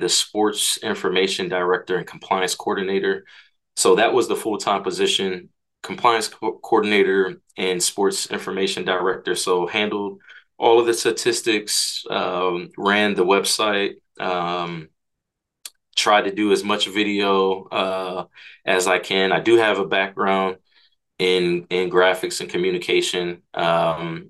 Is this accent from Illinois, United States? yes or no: no; Hyattsville, Maryland, United States; also born or lived in Takoma Park, Maryland / Frederick, Maryland; I'm from the DMV area, grew up in Hyattsville, Maryland